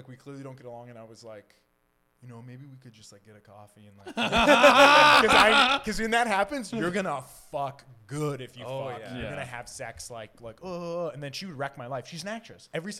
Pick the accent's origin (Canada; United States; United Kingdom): United Kingdom; I'm British.